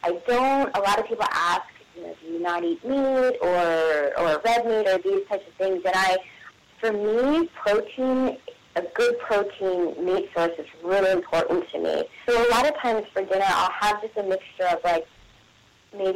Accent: West Virginia, United States; I'm from West Virginia

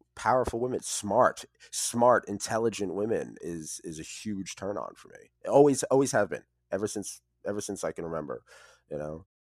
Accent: United States; I grew up in the New York City, New Jersey area

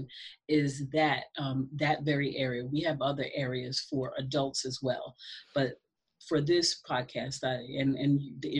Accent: North Babylon, New York, United States; I grew up in Long Island, North Babylon, okay. New York

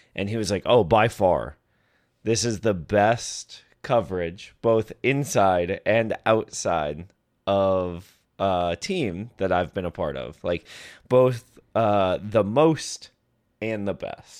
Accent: Boston, Massachusetts, United States; moved away; growing up in Boston

